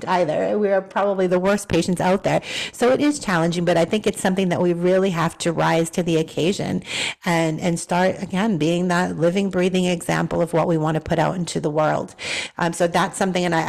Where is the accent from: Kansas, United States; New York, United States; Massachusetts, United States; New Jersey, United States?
Massachusetts, United States; Boston; I'm a city girl. I grew up in Boston.